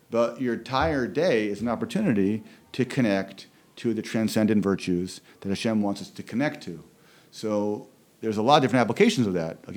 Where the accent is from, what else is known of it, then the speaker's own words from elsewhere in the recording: Philadelphia, Pennsylvania, United States; born there; even though we're both originally from Philadelphia, although I was only born in Philadelphia, he was raised in Philadelphia